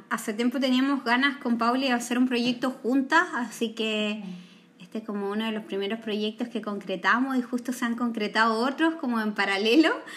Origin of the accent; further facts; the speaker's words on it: northern Chile, Chile; moved away as an adult; now in Santiago, Chile; soy del norte de Chile, criada en el norte de Chile y ya llevo gran parte de, de mi adultez en Santiago